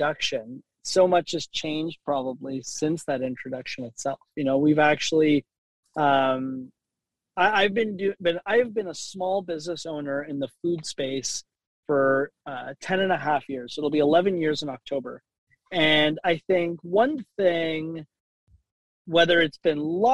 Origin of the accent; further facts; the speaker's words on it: Toronto, Ontario, Canada; I spent most of my, you know, my teenage years, my youth, growing up at Avenue Road and Wilson.